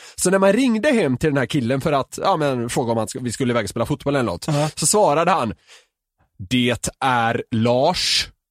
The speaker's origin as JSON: {"language": "Swedish", "town": "Gothenburg", "region": "Västra Götaland", "country": "Sweden", "said": "jag som är göteborgare"}